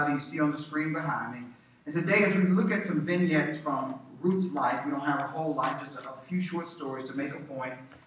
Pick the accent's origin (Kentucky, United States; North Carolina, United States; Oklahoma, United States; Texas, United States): Texas, United States; my home state of Texas